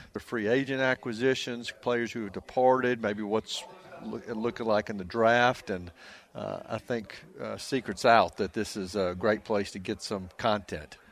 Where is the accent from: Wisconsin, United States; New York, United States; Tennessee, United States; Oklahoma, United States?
Tennessee, United States; Nashville; I'm from Nashville. I grew up in Nashville